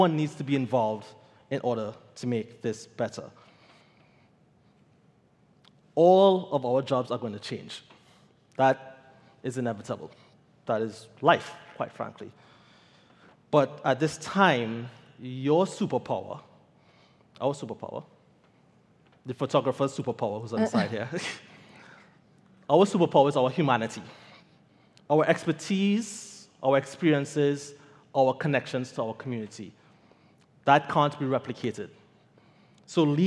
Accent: Trinidad & Tobago; I am from Trinidad.

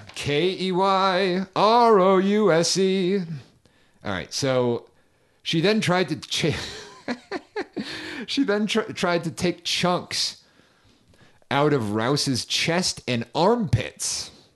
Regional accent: Northeast, United States; I'm from the Northeast

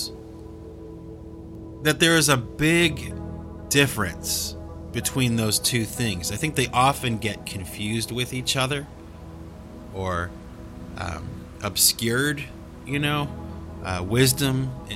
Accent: Cleveland, Ohio, United States; now in Boston, United States; I live near Boston and I was born in Cleveland

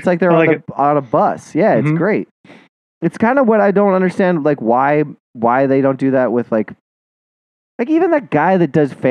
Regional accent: Montana, United States; moved away; I was from Montana

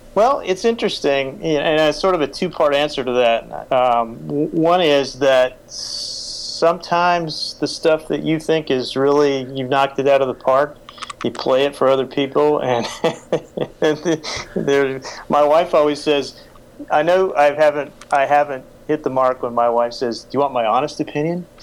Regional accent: United States; also born or lived in Oklahoma / Texas; now in Washington, D.C., United States; I grew up in Oklahoma and Texas

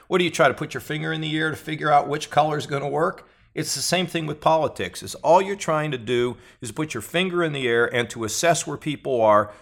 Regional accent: United States; I was born in America

